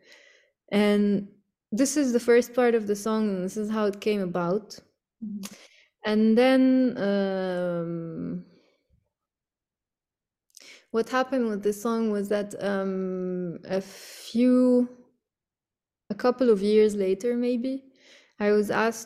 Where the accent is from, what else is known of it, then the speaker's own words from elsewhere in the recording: Cairo, Cairo Governorate, Egypt; now in Beirut, Lebanon; growing up in Cairo